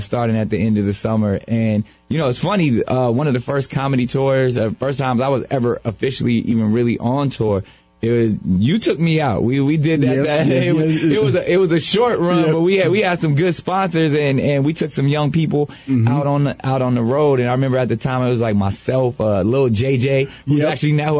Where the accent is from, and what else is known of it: San Diego, California, United States; born or raised there